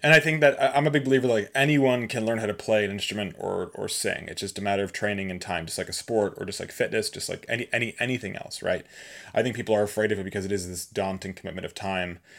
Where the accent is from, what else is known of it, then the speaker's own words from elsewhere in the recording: Massachusetts, United States; I grew up in Massachusetts